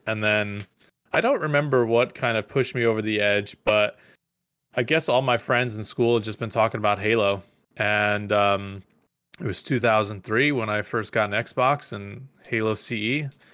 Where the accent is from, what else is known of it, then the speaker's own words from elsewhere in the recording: Mahopac, New York, United States; I grew up in the suburbs of New York City, this little town called Mayopack